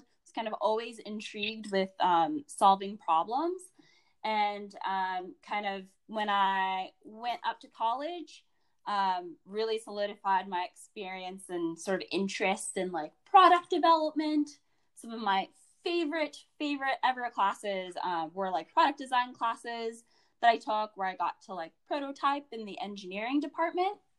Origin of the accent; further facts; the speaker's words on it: Alexandria, Virginia, United States; I'm a DMVer. So I grew up in um, the Virginia area. I went to Hayfield Secondary School, um, which was in Alexandria, Virginia